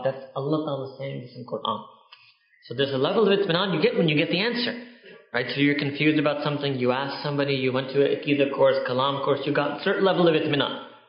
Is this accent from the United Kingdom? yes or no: yes; United Kingdom; We're British, so we're so happy that we're done with it.